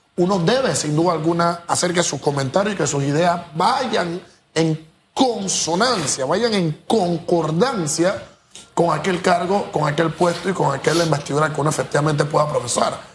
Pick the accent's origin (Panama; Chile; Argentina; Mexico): Panama; yo no me encuentro como panameño